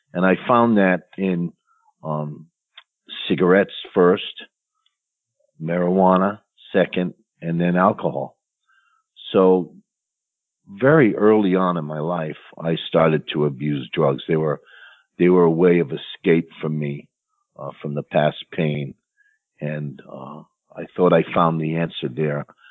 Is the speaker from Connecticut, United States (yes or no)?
yes; New London, Connecticut, United States; I grew up in New London, Connecticut, which was basically a middle class working area